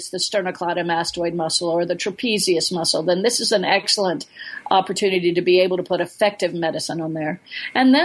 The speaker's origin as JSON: {"language": "English", "region": "Florida", "country": "United States", "moved": "yes", "lives_now": "Alaska, United States", "said": "I'm a flatlander from Florida"}